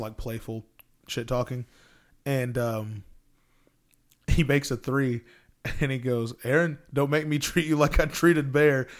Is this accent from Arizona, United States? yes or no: no; Texas, United States; I'm from Texas